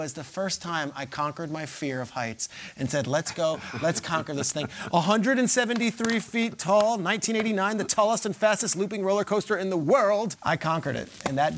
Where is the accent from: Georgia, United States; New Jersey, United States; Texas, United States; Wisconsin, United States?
New Jersey, United States; Freehold; Six Flags Great Adventure was in Jackson, New Jersey. I grew up in Freehold, about 5 minutes away